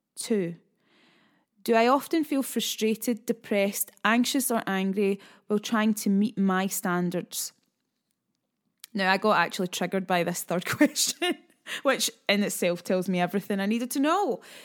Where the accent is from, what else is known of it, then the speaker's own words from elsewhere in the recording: Scotland, United Kingdom; being a Scottish lass